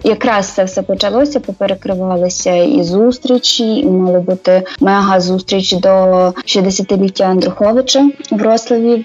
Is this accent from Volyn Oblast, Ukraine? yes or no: yes; Berestechko, Volyn Oblast, Ukraine; moved away as an adult; now in Wrocław, Poland; я сама з Берестечка з Волинської області приїхала до Вроцлава років 10 приблизно назад